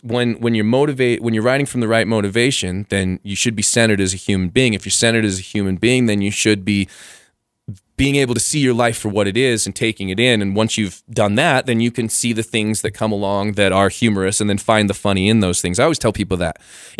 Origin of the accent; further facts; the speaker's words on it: Costa Rica; born there; I was born in Costa Rica, so I had Latin blood